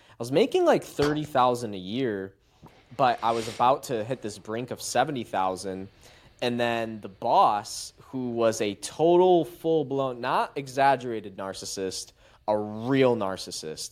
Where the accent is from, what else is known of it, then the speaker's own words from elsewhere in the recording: Macomb, Michigan, United States; I'm from Macomb, Michigan, suburban town